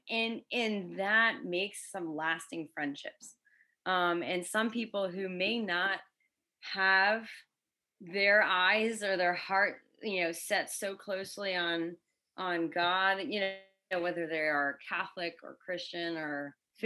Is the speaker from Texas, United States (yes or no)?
no; Connecticut, United States; moved away as an adult; now in Florida, United States; I've lived in Florida for seven years. I grew up in Connecticut